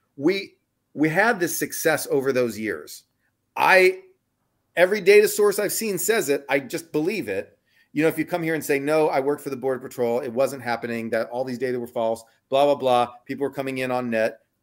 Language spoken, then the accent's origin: English; Texas, United States; now in San Francisco, United States; I'm from Texas